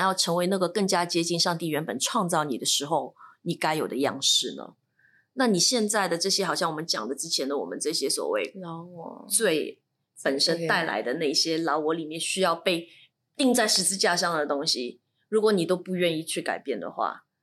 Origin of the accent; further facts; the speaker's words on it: Shanghai, China; 因为你知道我来自上海